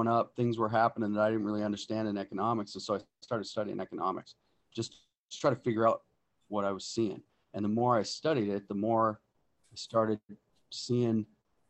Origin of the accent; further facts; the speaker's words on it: Helena, Montana, United States; also born or lived in Colstrip, Montana; I was born in Helena and raised there. And now I'm teaching in Colstrip, Montana